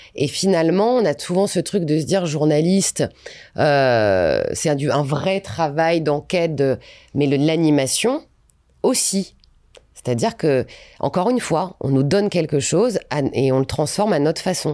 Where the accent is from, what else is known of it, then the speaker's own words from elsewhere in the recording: Valenciennes, Hauts-de-France, France; moved away; Je viens de Valenciennes